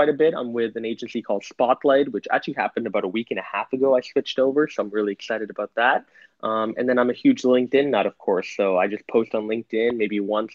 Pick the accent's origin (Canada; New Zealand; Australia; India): Canada; moved away as an adult; now in New York City, United States; I'm Canadian. I live in New York City, though, for the last year.